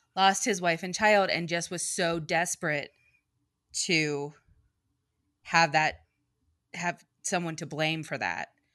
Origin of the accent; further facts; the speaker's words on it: New York City, New York, United States; I am a New Yorker, and I am an East Coast girl for life